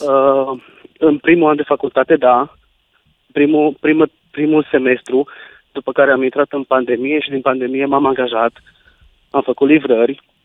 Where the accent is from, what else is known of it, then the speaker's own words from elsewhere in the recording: Baia Mare, Maramureș County, Romania; moved away as an adult; now in Cluj-Napoca, Romania; eu provin din Baia Mare, eu din Baia Mare eu sunt originar, dar de când am început facultatea, de la 20 de ani, m-am mutat în Cluj